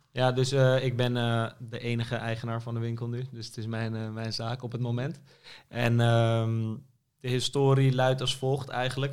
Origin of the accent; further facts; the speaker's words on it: Amsterdam, North Holland, Netherlands; ik ben inderdaad geboren in Amsterdam en altijd gebleven